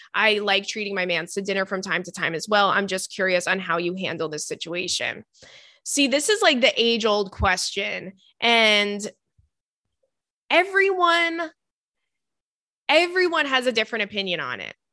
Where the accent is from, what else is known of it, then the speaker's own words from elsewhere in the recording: Long Island, New York, United States; the Target in my hometown is really good